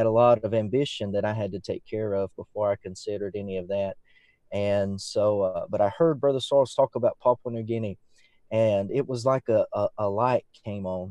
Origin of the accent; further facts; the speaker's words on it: Roanoke, Alabama, United States; I was raised in Roanoke, Alabama.